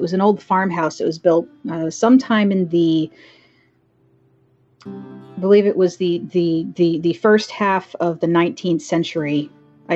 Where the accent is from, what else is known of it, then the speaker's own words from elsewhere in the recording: Dublin, Pennsylvania, United States; moved away as an adult; also born or lived in Doylestown, Pennsylvania; now in Virginia, United States; I lived in Bucks County, Pennsylvania for most of my life. I grew up in Dublin, and until I moved down to Virginia, I lived in Doylestown.